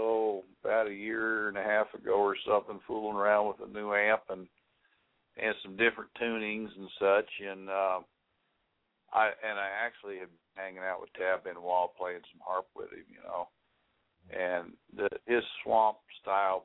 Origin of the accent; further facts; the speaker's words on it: Ohio, United States; also born or lived in Indiana; I grew up in the Midwest. And born in Indiana, but they moved when I was one, so I guess most of my upbringing was in Ohio